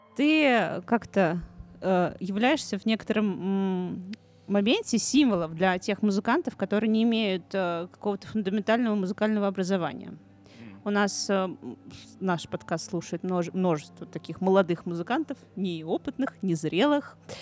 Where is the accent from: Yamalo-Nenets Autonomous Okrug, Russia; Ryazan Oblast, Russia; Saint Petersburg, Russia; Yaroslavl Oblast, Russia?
Ryazan Oblast, Russia; Ryazan; мы с Машей из Рязани